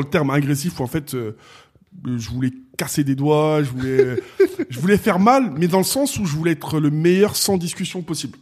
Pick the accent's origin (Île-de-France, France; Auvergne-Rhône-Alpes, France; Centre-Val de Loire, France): Île-de-France, France; Asnières-sur-Seine; je suis né, j'ai grandi à Agnières dans le 92